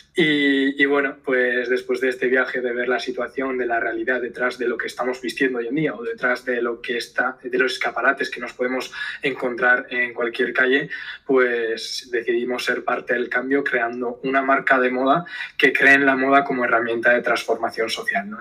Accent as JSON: {"language": "Spanish", "town": "Zumaia", "region": "Basque Country", "country": "Spain", "said": "soy del, del País Vasco, de Zumaya, de, un pueblo pequeñito aquí en la costa vasca"}